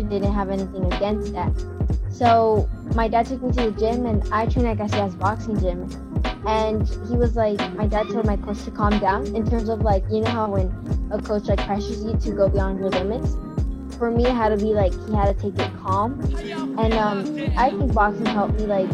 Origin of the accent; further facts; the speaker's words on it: Los Angeles, California, United States; I'm from Watts, California.